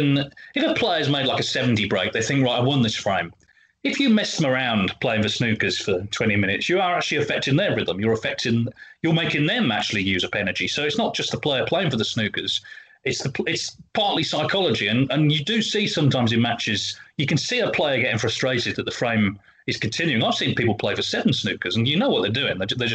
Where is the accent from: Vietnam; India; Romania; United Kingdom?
United Kingdom; England; Luckily, I grew up in England during the 80s snooker boom and managed to get all my major academic assignments based on snooker.